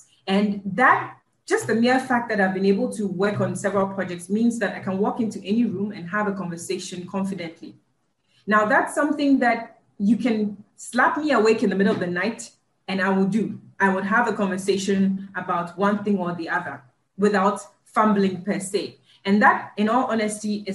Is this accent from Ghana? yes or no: yes; Ghana; moved away as an adult; also born or lived in United States